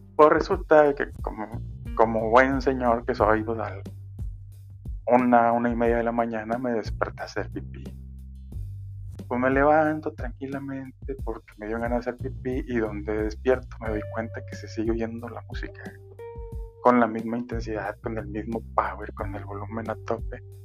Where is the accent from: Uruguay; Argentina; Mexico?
Mexico; Monterrey, Nuevo León; yo soy de Monterrey y Monterrey es una ciudad 100% industrial